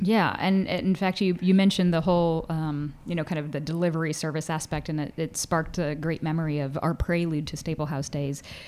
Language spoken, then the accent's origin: English; Indianapolis, Indiana, United States; moved away; I grew up in Indianapolis, Indiana